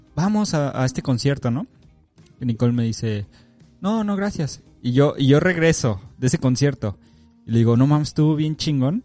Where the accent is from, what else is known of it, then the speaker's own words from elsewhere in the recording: Mexico; moved away; ya soy ese mexicano.